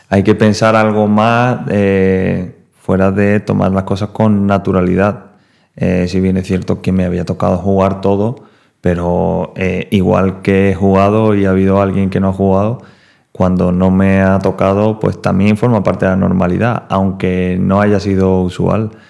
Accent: Seville, Andalusia, Spain; soy sevillano, no ah, sevillista.

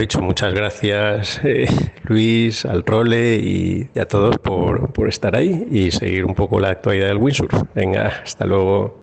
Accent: Spain; somos cuatro españoles

